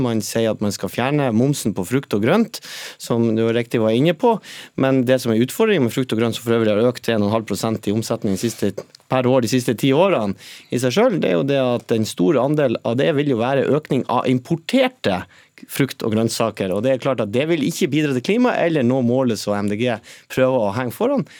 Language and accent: Norwegian; Northern Norway, Norway; Nå kommer jeg selv fra, fra Nord-Norge